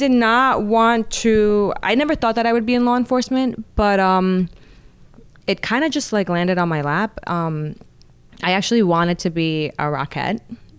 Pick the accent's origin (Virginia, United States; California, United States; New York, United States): New York, United States; I'm definitely from New York, but I like to say that I belong to New York because.